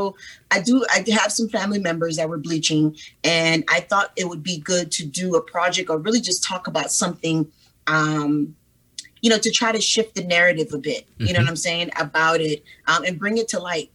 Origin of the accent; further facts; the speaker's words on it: Liberia; moved away; I'm originally from Liberia, West Africa.